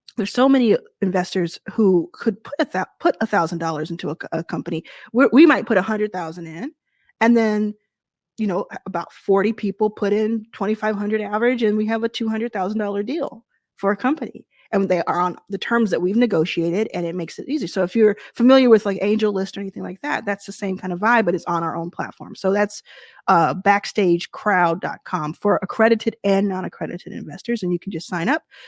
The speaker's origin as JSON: {"language": "English", "town": "Dallas", "region": "Texas", "country": "United States", "tie": "born or raised there", "also_born_or_lived": "Jackson, Mississippi", "moved": "yes", "said": "I was born in Jackson, Mississippi, and I, I grew up in Dallas, Texas"}